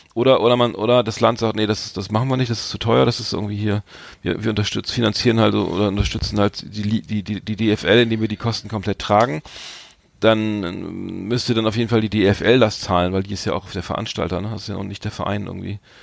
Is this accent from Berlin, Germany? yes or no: no; Bremen / Bremerhaven, Germany; wir sind ja beide äh, Bremer, Bremerhavener